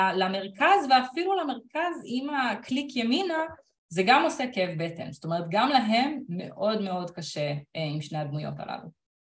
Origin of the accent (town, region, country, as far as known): Israel